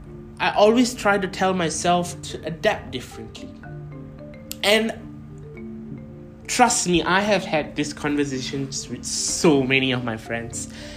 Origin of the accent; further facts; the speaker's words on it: India; So, you know, being an Indian, obviously my parents had ambitions of making me an engineer, a lawyer, or a doctor, which is apparently very normal in every Indian family.